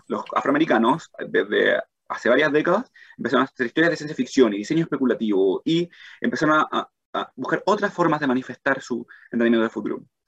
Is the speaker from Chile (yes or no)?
yes; Chile; moved away as an adult; also born or lived in Arizona; siendo chileno